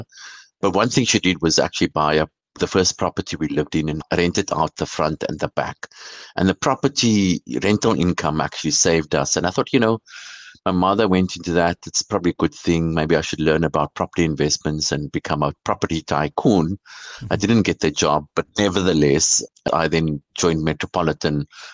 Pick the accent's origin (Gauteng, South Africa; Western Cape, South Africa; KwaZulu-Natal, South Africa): Western Cape, South Africa; Cape Town; I grew up in the Cape Flats in Cape Town